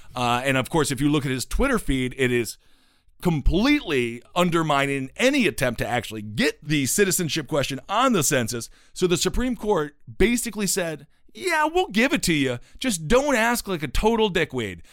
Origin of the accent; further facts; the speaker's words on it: Stevens Point, Wisconsin, United States; my hometown again of Stevens Point, Wisconsin